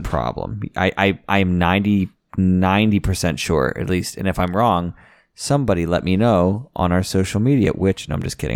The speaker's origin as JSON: {"language": "English", "town": "Washington", "region": "Pennsylvania", "country": "United States", "said": "I'm from Washington, Pennsylvania"}